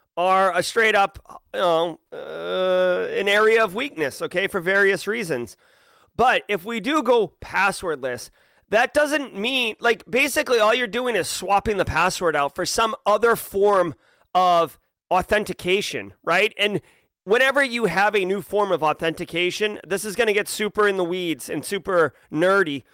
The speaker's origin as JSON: {"language": "English", "region": "New England", "country": "United States", "tie": "born or raised there", "said": "I grew up in New England"}